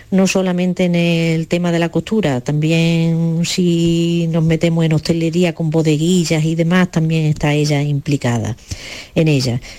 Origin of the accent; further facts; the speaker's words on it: Torredonjimeno, Andalusia, Spain; de Torredón Jiménez.